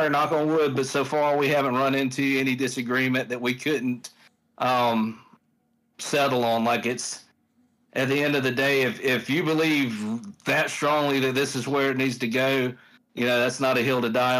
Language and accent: English; the South, United States; I grew up in the South. So like, I grew up surrounded by, you know, racism and all this stuff in the South